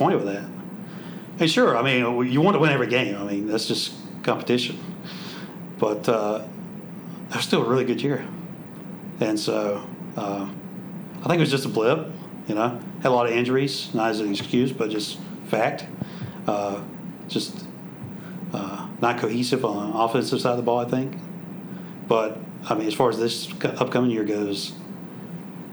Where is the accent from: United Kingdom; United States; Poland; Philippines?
United States; Florence, South Carolina; I grew up in Florence, and in Florence it's more vinegar-based barbecue in the eastern North Carolina style